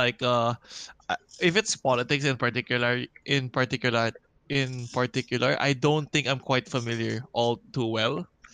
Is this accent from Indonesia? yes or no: no; Philippines; A lot of us are actually trying to move abroad as well because there's not much opportunities happening for us in the Philippines